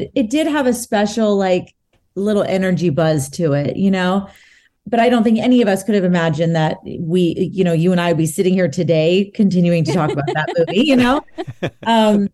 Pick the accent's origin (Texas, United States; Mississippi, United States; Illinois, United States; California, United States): Texas, United States; Texas, too, my hometown.